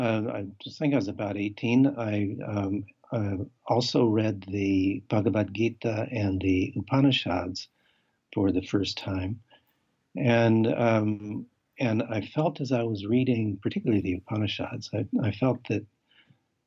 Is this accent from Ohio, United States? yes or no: no; Colorado, United States; I grew up in Colorado